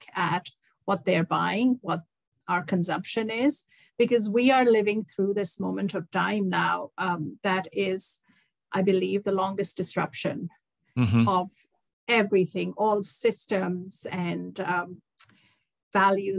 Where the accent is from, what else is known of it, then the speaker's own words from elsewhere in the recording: India; moved away as an adult; also born or lived in Dubai, United Arab Emirates; now in Toronto, Canada; I grew up in India, and I traveled around India with my dad and my family.